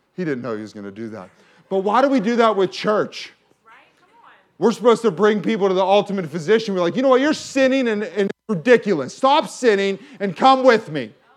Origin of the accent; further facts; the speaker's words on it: McKeesport, Pennsylvania, United States; I grew up in McKeesport